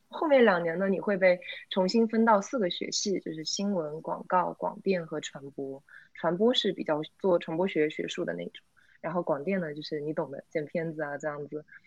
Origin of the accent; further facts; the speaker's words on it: Zhejiang, China; 我是浙江的新高考改革第一届小白鼠